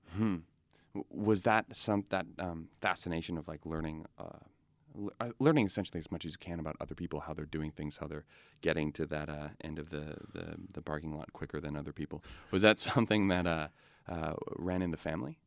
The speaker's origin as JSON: {"language": "English", "town": "Edmonton", "region": "Alberta", "country": "Canada", "tie": "born or raised there", "said": "growing up in Edmonton"}